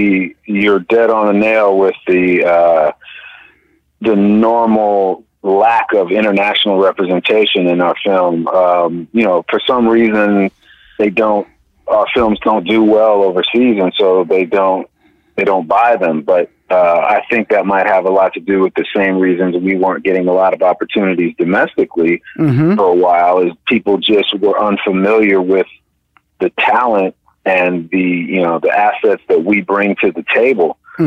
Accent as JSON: {"language": "English", "region": "California", "country": "United States", "tie": "born or raised there", "said": "There's a lot of the film is set in the Bay Area, and I grew up there."}